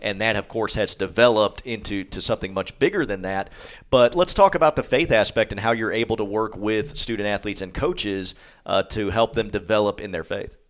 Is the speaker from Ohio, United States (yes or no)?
yes; Cleveland, Ohio, United States; moved away; my hometown in Cleveland, Ohio